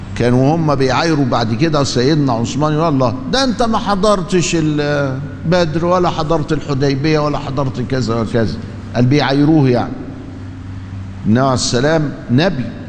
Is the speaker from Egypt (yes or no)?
yes; Egypt; ما هو في حاجة عندنا في مصر